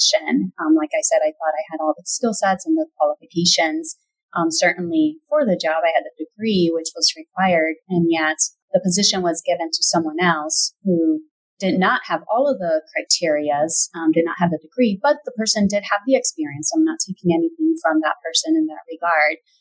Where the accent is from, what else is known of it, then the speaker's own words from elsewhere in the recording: Puerto Rico; moved away as an adult; also born or lived in Indiana / Fort Wayne; Originally, I'm from Puerto Rico. That's where I grew up and went to undergrad school